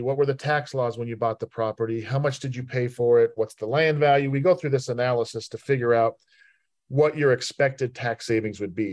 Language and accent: English; Salt Lake City, Utah, United States; moved away as an adult; also born or lived in Richmond; I was born and raised in Salt Lake City, Utah